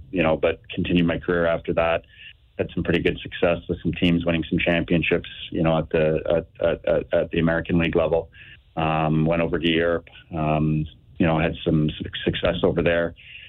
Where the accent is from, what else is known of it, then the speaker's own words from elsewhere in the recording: Northern Ontario, Canada; moved away; I grew up in Northern Ontario playing hockey